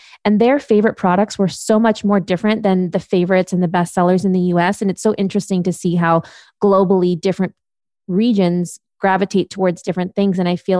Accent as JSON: {"language": "English", "country": "Germany", "tie": "born there", "also_born_or_lived": "United States", "said": "So I went back and forth between Europe and the US since I was six. I was born in Germany."}